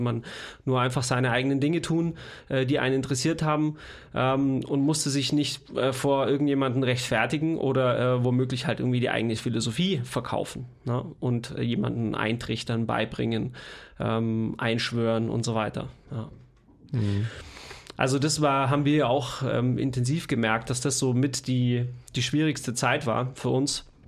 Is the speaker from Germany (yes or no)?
yes; Leonberg, Baden-Württemberg, Germany; moved away; wo ich herkomme aus, aus äh, Leonberg, Stuttgart